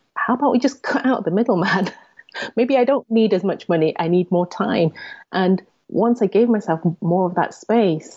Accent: England, United Kingdom; I'm Asian, Chinese to be specific, and I was born and raised in England, and in a small town, predominantly white

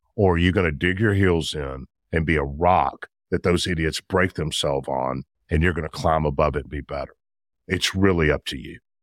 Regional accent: Memphis, Tennessee, United States; I'm a Memphis guy, born and bred in Memphis, grew up in Memphis

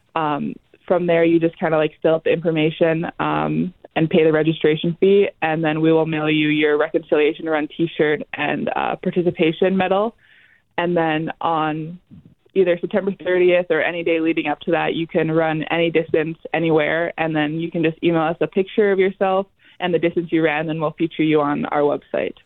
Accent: Vassar/Wampum, Manitoba, Canada; also born or lived in Minnesota; So I grew up in Wampum, Manitoba, which is a really small community right along the Minnesota Manitoba border

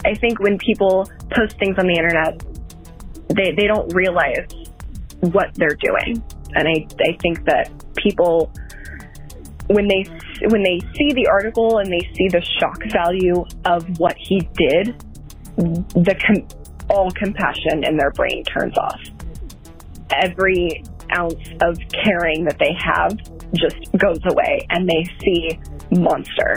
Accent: Denton, Texas, United States; my hometown

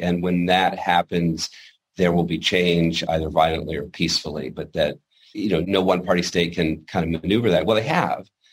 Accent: Washington, United States; growing up in Washington, my father was part of the Pentagon

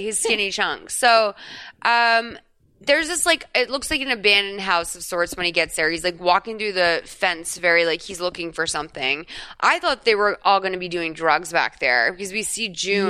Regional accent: Ireland; I'm Irish. Like, no. And I don't think I was part of the Irish mob for sure.

